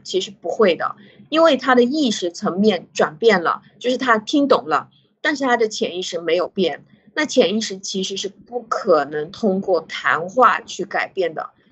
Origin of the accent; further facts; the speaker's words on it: China; 我们中国人